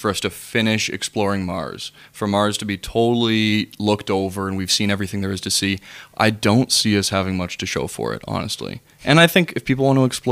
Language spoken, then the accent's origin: English; Canada